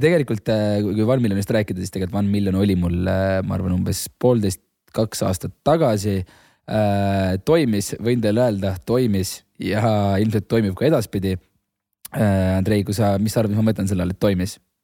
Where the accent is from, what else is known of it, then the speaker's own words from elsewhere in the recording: Hiiumaa, Hiiu County, Estonia; kodust Hiiumaalt, ma olen ise Hiiumaalt